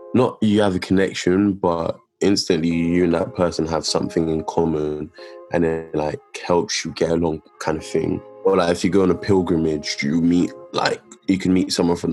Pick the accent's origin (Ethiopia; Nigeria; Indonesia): Nigeria; I'm Nigerian